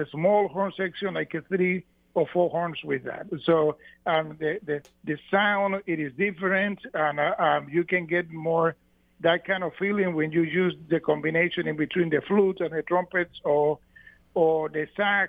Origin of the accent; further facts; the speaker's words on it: Cuba; English is a second language; moved away as an adult; now in Minnesota, United States; I grew up listening bands in Cuba, like for example, my father used to have a big band which they used to rehearse at the garage of our house